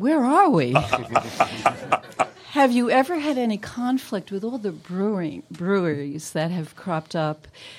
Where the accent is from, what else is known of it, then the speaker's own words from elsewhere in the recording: New York City, New York, United States; now in Pennsylvania, United States; I'm originally from New York City.